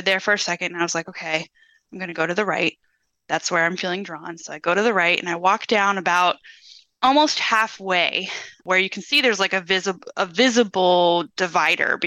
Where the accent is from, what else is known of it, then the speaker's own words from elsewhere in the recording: Ohio, United States; also born or lived in Williamsburg, Virginia; now in Virginia, United States; I grew up in Ohio